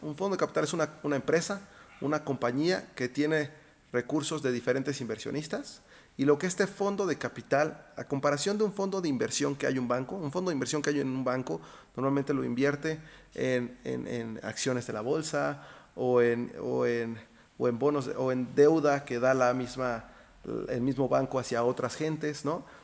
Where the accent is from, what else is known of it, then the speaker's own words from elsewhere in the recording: Mexico; also born or lived in Austin, Texas; yo crecí aquí en México